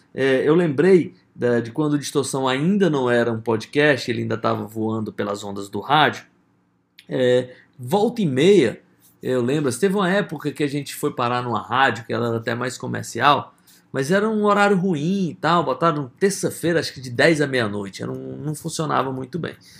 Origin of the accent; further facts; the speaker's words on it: Brazil; sou do Brasil